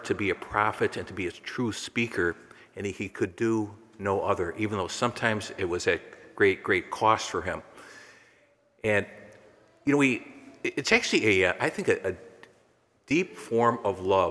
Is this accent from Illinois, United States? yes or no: yes; McHenry, Illinois, United States; I grew up in McHenry